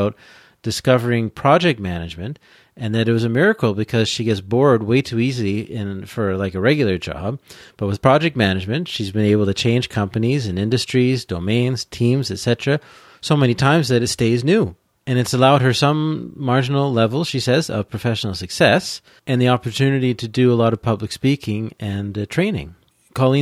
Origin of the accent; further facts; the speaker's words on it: Peterborough, Ontario, Canada; moved away; also born or lived in Quebec / Alberta / British Columbia / Bournemouth, England; I grew up in Peterborough in Ontario